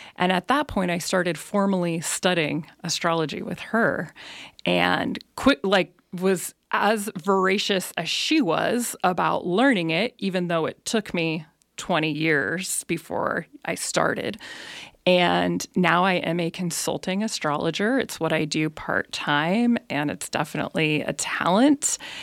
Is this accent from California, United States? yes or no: yes; Elk Grove, California, United States; moved away as an adult; also born or lived in Bay Area; now in Nevada County, United States; I actually didn't grow up in Nevada County. I grew up in Elk Grove